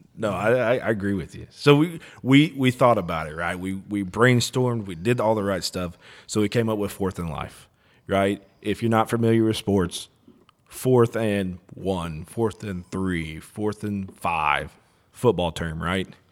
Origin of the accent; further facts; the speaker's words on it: Texas, United States; now in Oklahoma, United States; we're all from Texas